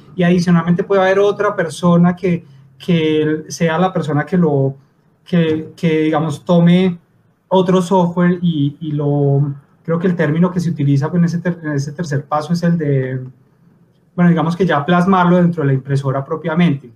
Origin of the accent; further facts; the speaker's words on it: Pereira, Risaralda, Colombia; moved away as an adult; now in Bogotá, Colombia; yo soy de Pereira, del colegio de, Camilo, eh, vivo en Bogotá desde hace ya más de 10 años